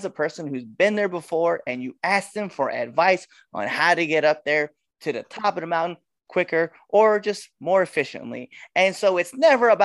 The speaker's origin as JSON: {"language": "English", "town": "Baltimore", "region": "Maryland", "country": "United States", "said": "I'm from Baltimore"}